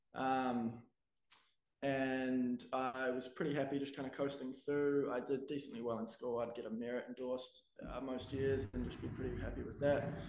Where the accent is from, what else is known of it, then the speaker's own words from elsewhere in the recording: Wellington, New Zealand; I'm from Wellington, New Zealand, born and raised